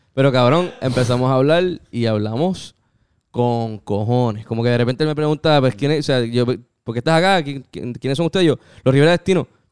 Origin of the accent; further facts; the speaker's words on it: Puerto Rico; Y yo, pues, borigua.